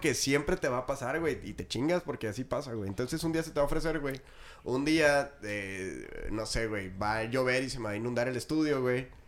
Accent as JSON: {"language": "Spanish", "region": "Chihuahua", "country": "Mexico", "said": "todos somos de Chihuahua"}